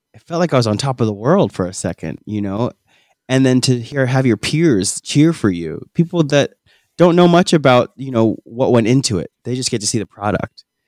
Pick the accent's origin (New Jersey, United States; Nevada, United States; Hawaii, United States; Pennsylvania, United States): New Jersey, United States; we hail from New Jersey